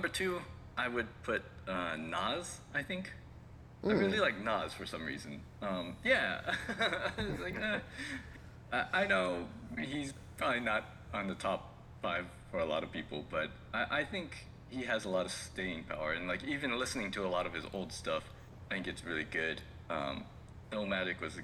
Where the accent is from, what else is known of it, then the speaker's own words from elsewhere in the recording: West Coast, United States; moved away as an adult; now in Japan; I'm from the West Coast